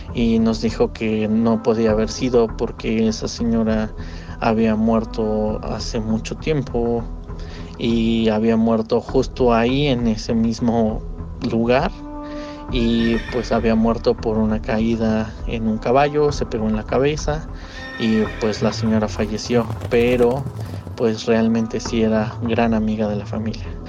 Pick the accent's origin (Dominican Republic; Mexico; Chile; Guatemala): Mexico; Tlaxcala; now in Mexico City, Mexico; Nosotros somos de Tlaxcala, pero residimos aquí en México